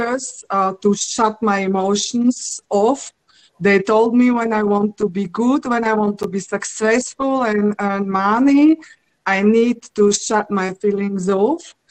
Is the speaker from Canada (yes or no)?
no; Slovakia; I'm coming from Slovakia, and one part of my family is very artistic.